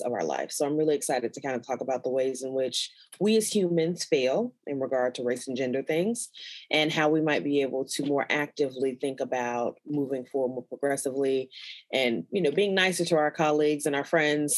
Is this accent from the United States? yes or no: yes; Chicago, Illinois, United States; I grew up in Chicago, Illinois, and I'm a Black